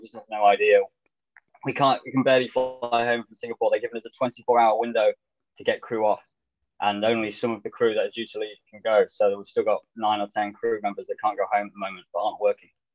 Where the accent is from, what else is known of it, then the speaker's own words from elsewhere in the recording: Lincolnshire, East Midlands, United Kingdom; I'm from Lincolnshire, which is northeast of England uh, about three hours north of London